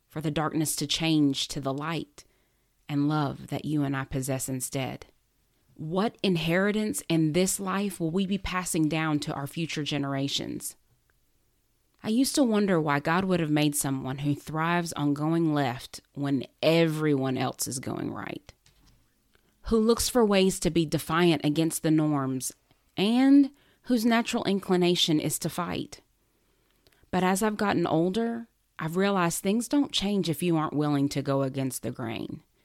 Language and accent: English; United States; especially as an American